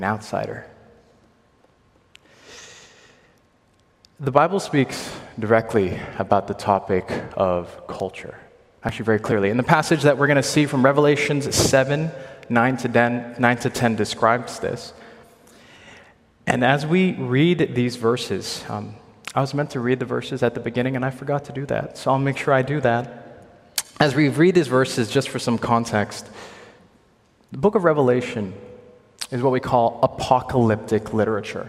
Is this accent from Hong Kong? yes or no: yes; Hong Kong; moved away; also born or lived in Ontario; I'm from Hong Kong